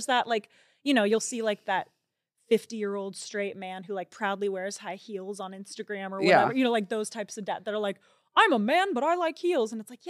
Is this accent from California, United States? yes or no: yes; California, United States; I grew up raised in Orange County. The circle I was in was totally a bubble.